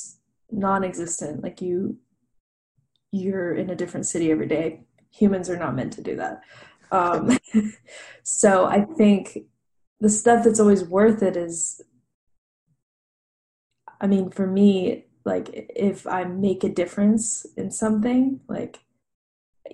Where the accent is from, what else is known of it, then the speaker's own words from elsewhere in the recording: Nashville, Tennessee, United States; grew up around music because I am from Nashville, which is where I live right now. I grew up here